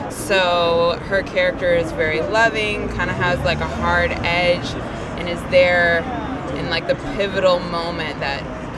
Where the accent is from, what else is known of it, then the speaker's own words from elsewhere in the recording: St. Louis, Missouri, United States; My family's from North Carolina. I grew up in St. Louis, Missouri. But yeah, definitely deep South roots sort of a family.